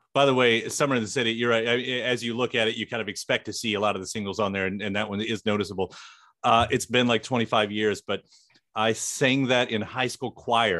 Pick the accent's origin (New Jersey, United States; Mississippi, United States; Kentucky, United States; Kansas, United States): Kentucky, United States; Louisville; "Where are you from?" And I said, "Louisville,"